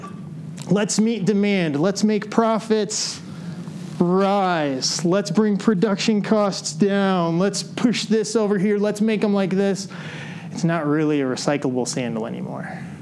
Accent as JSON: {"language": "English", "town": "Decatur", "region": "Illinois", "country": "United States", "tie": "born or raised there", "said": "as a kid, I grew up in Decatur, Illinois."}